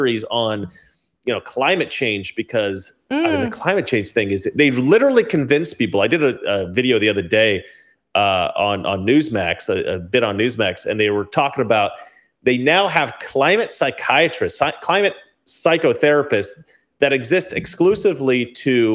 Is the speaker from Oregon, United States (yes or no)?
yes; Oregon, United States; I'm from Oregon